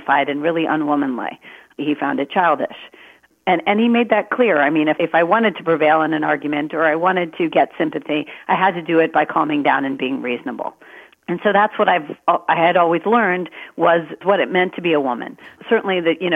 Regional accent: Maryland, United States; I was born in Maryland

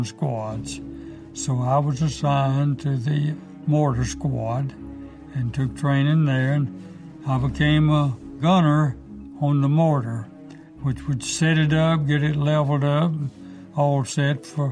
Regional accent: Carthage, Mississippi, United States; also born or lived in Rosedale, Mississippi; I was born near Carthage, Mississippi, July the 20th, 1919. So I grew up on a small farm

